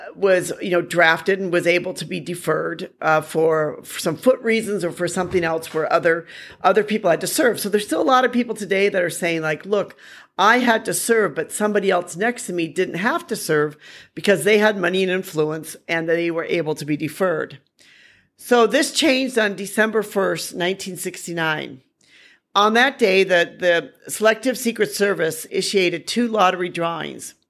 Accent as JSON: {"language": "English", "country": "United States", "moved": "yes", "lives_now": "Hanoi, Vietnam", "said": "as an American"}